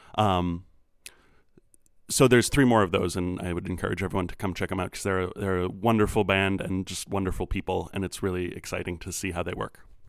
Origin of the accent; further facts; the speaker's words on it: Minneapolis, Minnesota, United States; now in Chicago, United States; I grew up in Minneapolis